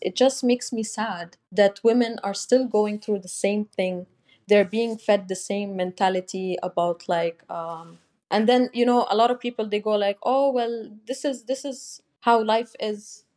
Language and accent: English; Dubai, United Arab Emirates; I was born and raised in Dubai